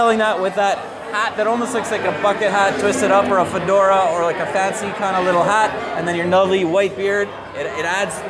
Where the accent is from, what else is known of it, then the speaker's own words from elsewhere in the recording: near Winnipeg, Manitoba, Canada; moved away; I actually come from just north of there, near Winnipeg, originally. Okay, so, but I moved out west.